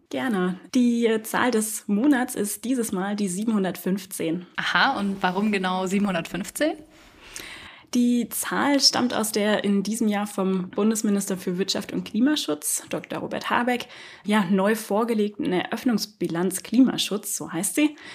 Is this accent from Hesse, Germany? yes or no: yes; Hesse, Germany; Ich komme aus dem Landkreis Kassel und habe Politik studiert, European Studies, um genau zu sein.